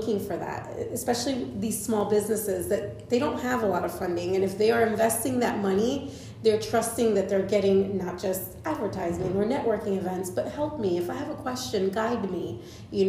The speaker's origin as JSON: {"language": "English", "town": "Winter Haven", "region": "Florida", "country": "United States", "tie": "born or raised there", "also_born_or_lived": "New York"}